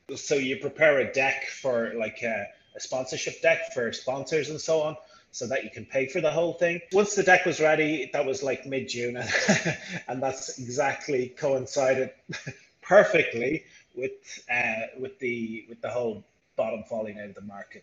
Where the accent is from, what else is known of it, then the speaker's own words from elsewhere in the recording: Ireland; moved away as an adult; now in Rio de Janeiro, Brazil; I'm originally from Ireland, but I'm in Rio for, well, I'm in Brazil for 15 years.